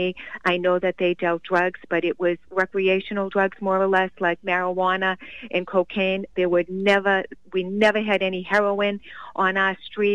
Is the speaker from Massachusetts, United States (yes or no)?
yes; Boston, Massachusetts, United States; Growing up in South Boston